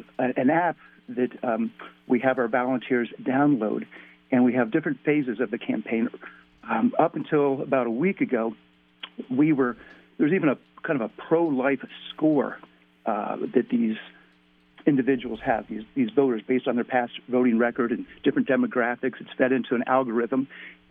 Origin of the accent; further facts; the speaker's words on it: Ohio, United States; I was born and raised in Ohio